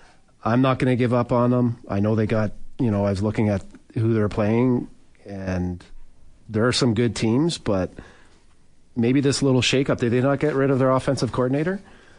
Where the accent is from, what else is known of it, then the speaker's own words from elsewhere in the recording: Toronto, Ontario, Canada; Yeah, I mean, growing up in Toronto, the Bills were the team that I heard most about.